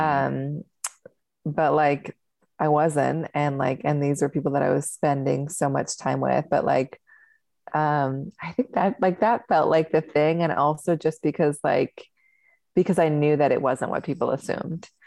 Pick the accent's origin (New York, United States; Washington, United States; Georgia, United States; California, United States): Washington, United States; Seattle; I grew up in Seattle